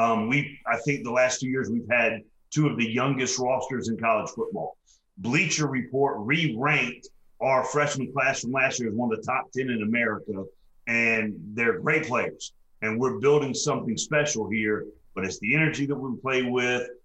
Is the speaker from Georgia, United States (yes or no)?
yes; Atlanta, Georgia, United States; going on to the third year here in my hometown of Atlanta